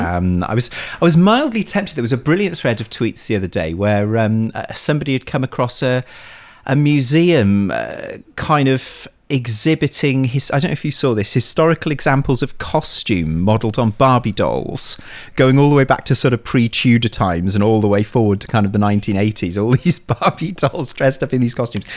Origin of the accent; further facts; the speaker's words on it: Bolton, North West England, United Kingdom; I was born in Bolton